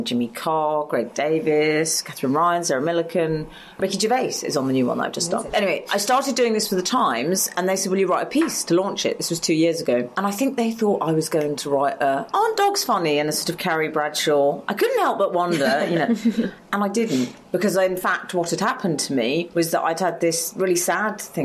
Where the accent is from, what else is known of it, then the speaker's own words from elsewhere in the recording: London, United Kingdom; I grew up in Highgate in North London